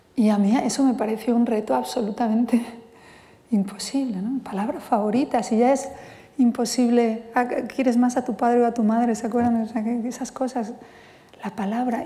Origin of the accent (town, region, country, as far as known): Spain; first language Spanish